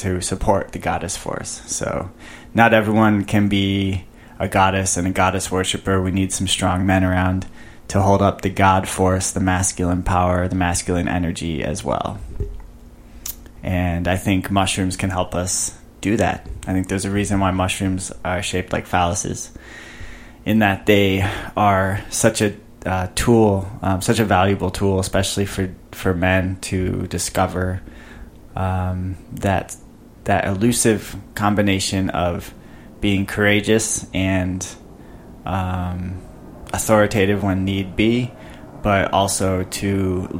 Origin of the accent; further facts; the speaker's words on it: Chicago, Illinois, United States; moved away; growing up in Chicago, I would just walk around with a sweater, sweatshirt all year, all winter long